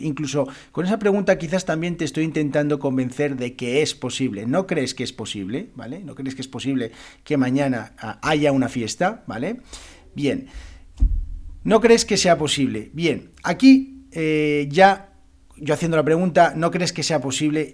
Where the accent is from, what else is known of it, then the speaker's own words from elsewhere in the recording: Spain; first language Spanish; yo como español, como español de España